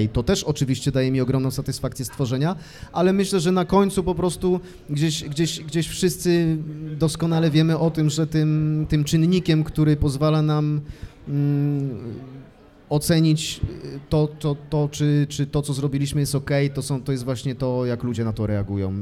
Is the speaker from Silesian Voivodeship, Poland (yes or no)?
no; Brzeziny, Łódź Voivodeship, Poland; now in Łódź, Poland; nie mam żadnego problemu z tym, że jestem z Brzezin. Mhm. Tam, y, tam się urodziłem